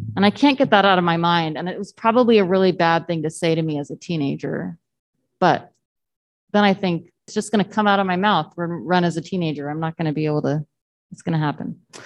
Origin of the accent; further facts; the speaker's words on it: Southern Texas, United States; I grew up in Southern Texas where it doesn't really get cold